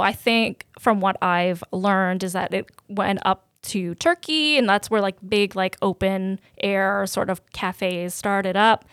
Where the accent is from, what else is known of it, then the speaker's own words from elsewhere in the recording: Canada; also born or lived in Serbia; I had such a great upbringing being an immigrant in Canada